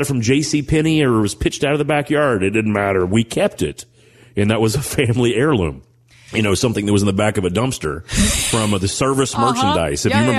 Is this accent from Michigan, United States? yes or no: no; Owensboro, Kentucky, United States; when I think about growing up in Owensboro, Kentucky, the two things that stand out to me the most was the fact that I love barbecue mutton sandwiches.